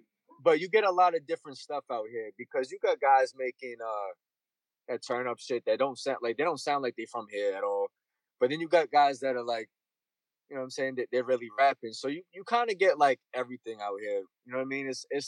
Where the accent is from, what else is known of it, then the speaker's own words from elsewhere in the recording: Boston, Massachusetts, United States; Boston's always been overshadowed by, you know, New York, because, you know, we're from the East Coast